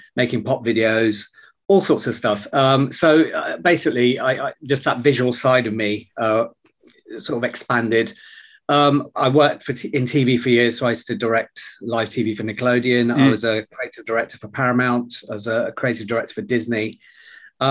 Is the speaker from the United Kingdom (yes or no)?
yes; United Kingdom; So my parents came to this country in 1968. So I was born here in 1970.